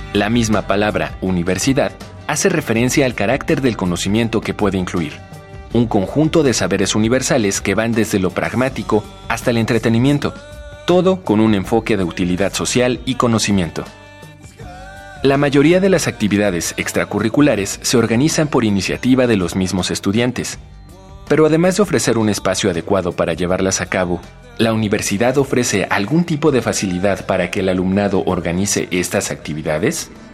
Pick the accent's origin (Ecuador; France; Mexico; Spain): Ecuador; Quito, Pichincha; soy de aquí de la ciudad de Quito